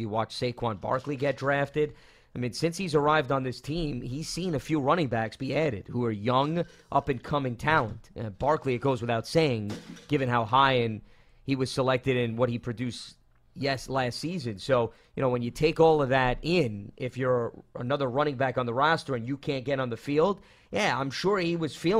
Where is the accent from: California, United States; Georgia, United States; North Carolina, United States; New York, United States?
New York, United States; Brooklyn; Yeah, June, as a native of Brooklyn, that's extremely disrespectful that you put Paul in Brooklyn.